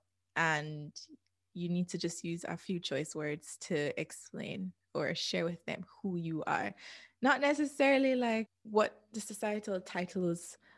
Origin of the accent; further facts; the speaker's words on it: Jamaica; we both have shared experiences growing up in Jamaica